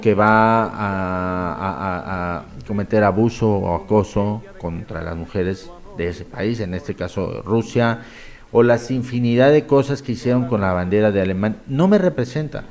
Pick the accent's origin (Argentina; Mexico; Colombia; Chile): Mexico; moved away as an adult; now in Spain; somos mexicanos